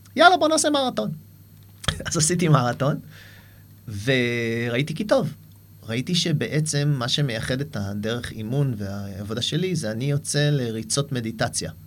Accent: Haifa, Haifa District, Israel; moved away as an adult; also born or lived in New York, United States; גדלתי בחיפה

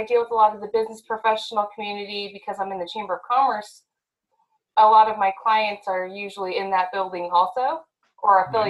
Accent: Las Vegas, Nevada, United States; moved away as an adult; now in Kokomo, United States; I'm originally from Las Vegas and I didn't even know really what grass looked like, much less a tornado. So when I moved to Indiana, that was an experience. Right. Oh my gosh, I moved here December 2013

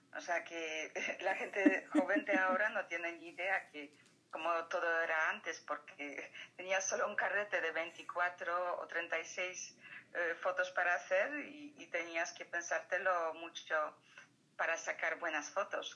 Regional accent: Poland; moved away; mi país natal es Polonia

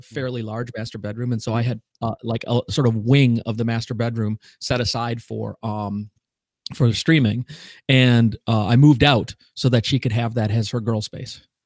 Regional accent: Wisconsin, United States; I'm from Wisconsin, so, which is almost Canada

